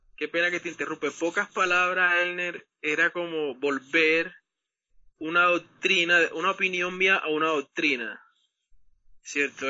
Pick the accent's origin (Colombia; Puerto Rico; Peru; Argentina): Colombia; nosotros somos de Colombia